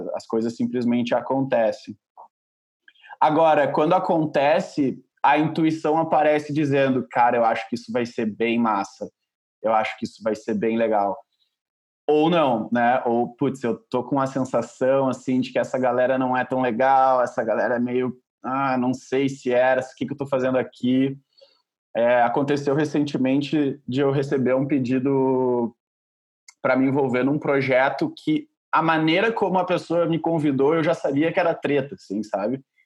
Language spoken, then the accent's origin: Portuguese; Porto Alegre, Rio Grande do Sul, Brazil; moved away as an adult; also born or lived in Santa Maria, Rio Grande do Sul; now in São Paulo, Brazil; eu sou de Porto Alegre, na verdade eu cresci em Porto Alegre, mas eu uh, não nasci lá